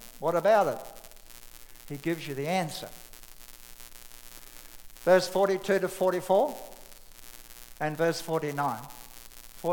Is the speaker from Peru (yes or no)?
no; Australia; I'm an Australian